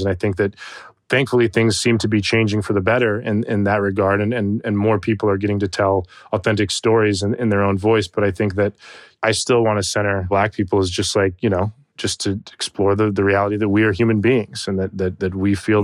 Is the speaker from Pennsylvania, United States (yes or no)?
no; Tucson, Arizona, United States; I was raised in Tucson, Arizona, for the majority of my childhood